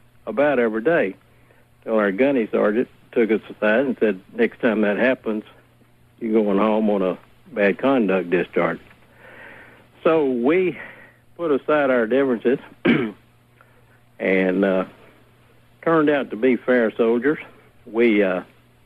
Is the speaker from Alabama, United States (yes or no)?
yes; Alabama, United States; I grew up in Alabama and was raised as a racist.